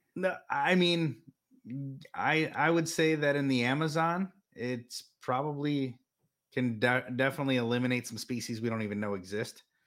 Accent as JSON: {"language": "English", "country": "United States", "tie": "born or raised there", "said": "growing up in the United States"}